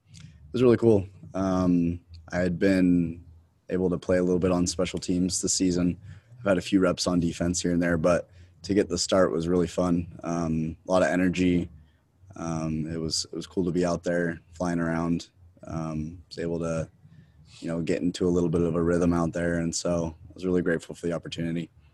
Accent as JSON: {"language": "English", "town": "Salt Lake City", "region": "Utah", "country": "United States", "tie": "born or raised there", "also_born_or_lived": "Pittsburgh, Pennsylvania", "lives_now": "Provo, United States", "said": "I'm from Salt Lake City, Utah."}